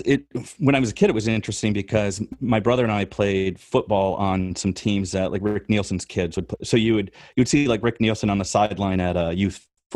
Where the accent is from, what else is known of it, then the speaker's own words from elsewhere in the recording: Rockford, Illinois, United States; moved away; I grew up in Rockford, Illinois.